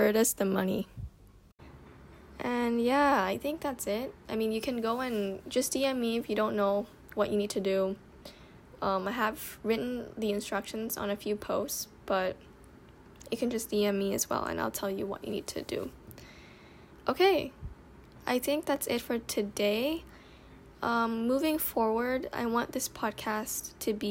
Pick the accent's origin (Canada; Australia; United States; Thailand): Thailand; also born or lived in Bangkok / Nonthaburi; I'm living in Thailand. I was born in Thailand